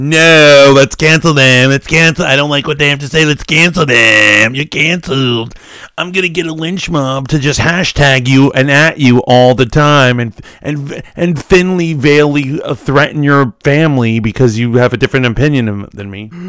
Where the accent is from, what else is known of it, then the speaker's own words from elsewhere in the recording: New York, United States; moved away as an adult; also born or lived in Virginia; I'm from New York, but, uh, you know, I went down to Virginia